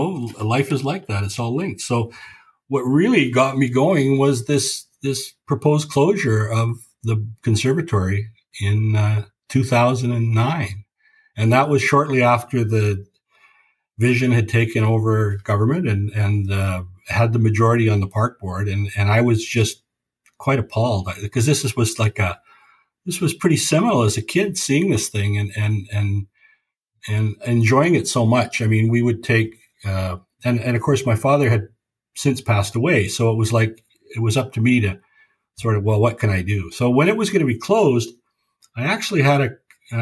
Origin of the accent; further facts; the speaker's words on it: Vancouver, British Columbia, Canada; I was born here. So, you know, I grew up in Vancouver